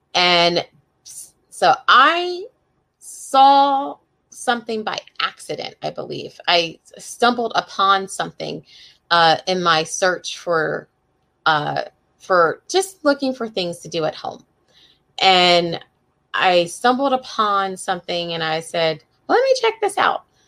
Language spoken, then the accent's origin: English; Coatesville, Pennsylvania, United States; also born or lived in Northern Neck, Virginia; now in Virginia, United States; I grew up right outside of Philadelphia in a little town called Coatesville